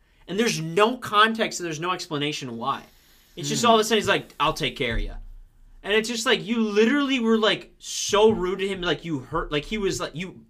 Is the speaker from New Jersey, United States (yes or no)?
no; Boston, Massachusetts, United States; Like in Boston, we say it like, I'm from Boston